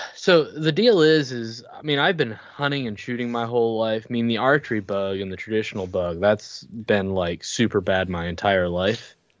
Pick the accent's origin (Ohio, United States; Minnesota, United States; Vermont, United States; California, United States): Vermont, United States; Colchester; I'm from Vermont, the Colchester area, which is unfortunately close to Burlington